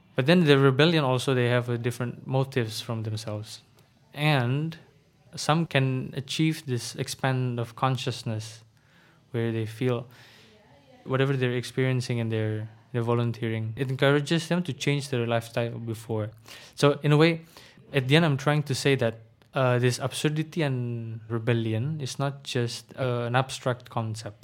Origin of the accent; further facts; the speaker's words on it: Bekasi, West Java, Indonesia; English is a second language; also born or lived in Jakarta / Blitar; I was born in Jakarta, but I was raised mostly in Bekasi, the satellite city of Jakarta